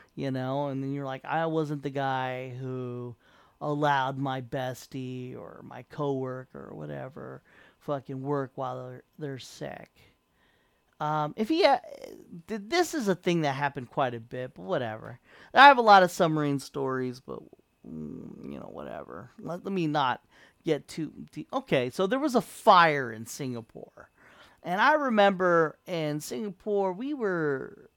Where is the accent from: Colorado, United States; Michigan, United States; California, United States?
California, United States; San Diego; moved away as an adult; I came from San Diego